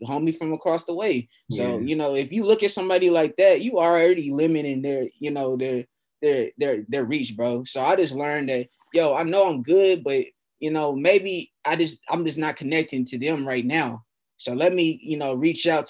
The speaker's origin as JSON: {"language": "English", "town": "Fort Worth", "region": "Texas", "country": "United States", "tie": "born or raised there", "said": "we're both from Fort Worth, and we both love our city"}